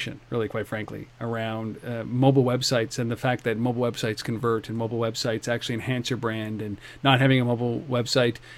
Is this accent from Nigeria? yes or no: no; Canada; We are Canadian